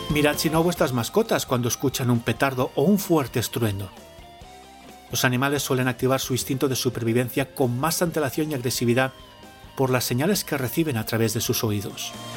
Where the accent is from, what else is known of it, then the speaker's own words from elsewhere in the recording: the Levantine coast, Valencian Community, Spain; en mi tierra, en la costa levantina